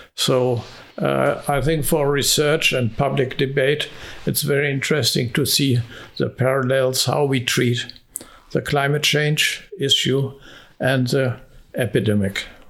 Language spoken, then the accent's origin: English; Hungary; moved away; my home country, Hungary